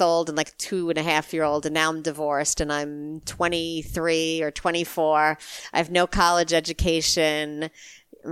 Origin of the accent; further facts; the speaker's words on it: New York, United States; I grew up in New York